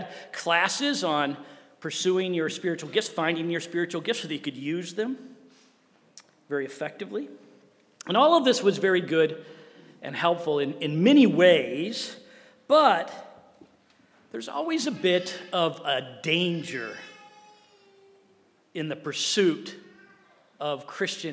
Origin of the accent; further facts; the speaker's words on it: Wheaton, Illinois, United States; I grew up in Wheaton, Illinois, right at the center of the Bible Belt of the Midwest.